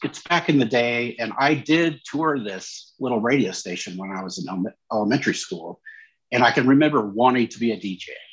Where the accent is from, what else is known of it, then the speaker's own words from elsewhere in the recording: St. Joseph, Missouri, United States; where I grew up was in St. Joseph, Missouri, the metro area